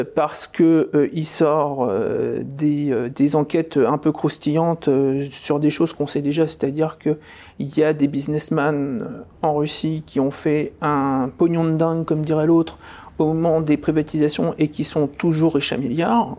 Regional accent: France; Je suis un Français souverainiste

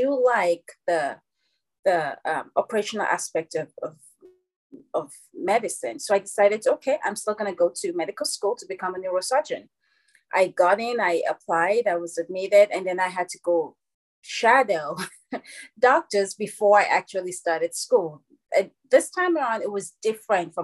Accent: Nigeria; moved away as an adult; also born or lived in Louisville, Kentucky; now in United States; And I was born and raised in Nigeria. And then I came to America when I was 20.

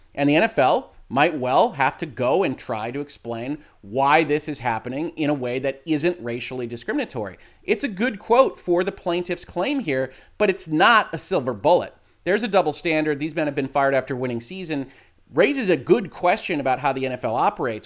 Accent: Detroit, Michigan, United States; my hometown Detroit Lions

